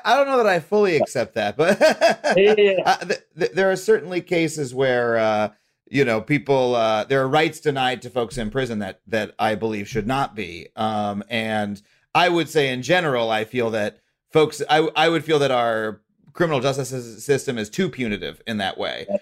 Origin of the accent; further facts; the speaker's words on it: United States; as an American